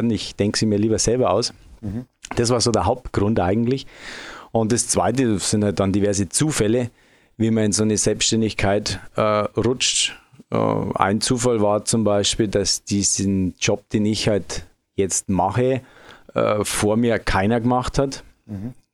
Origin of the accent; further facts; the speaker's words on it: Bavaria, Germany; Also, wie man es an meiner Aussprache schon hört, ich komme nicht direkt aus dem Frankenjura. Ich komme eigentlich aus Oberbayern.